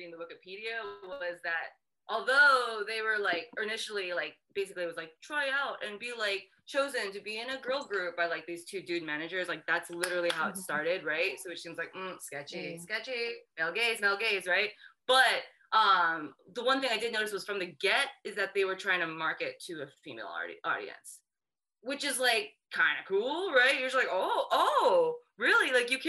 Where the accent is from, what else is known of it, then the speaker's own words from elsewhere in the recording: Japan; moved away as an adult; well, I grew up in Japan, right? So I lived in Japan until I was 18, and Riot Girl never made it to Japan.